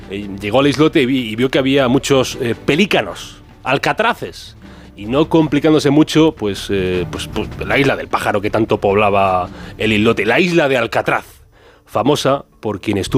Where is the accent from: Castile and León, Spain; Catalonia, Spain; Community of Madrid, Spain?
Community of Madrid, Spain; Madrid; born there; Yo nací en Madrid, soy español, mi pasaporte y mi documento